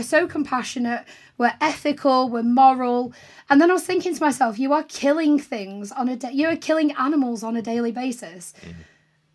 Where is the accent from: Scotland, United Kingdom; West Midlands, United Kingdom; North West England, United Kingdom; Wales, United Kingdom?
North West England, United Kingdom; St Helens; moved away; I grew up in St. Helens, which isn't too far from Liverpool. It's kind of between Liverpool and Manchester.